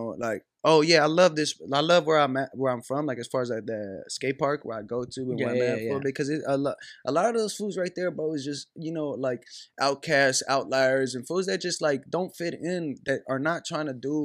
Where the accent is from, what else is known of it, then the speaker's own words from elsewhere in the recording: Long Beach, California, United States; growing up in Long Beach, it just felt like it was just like a mixture of what I saw a lot, bro, like in my high school, middle school, elementary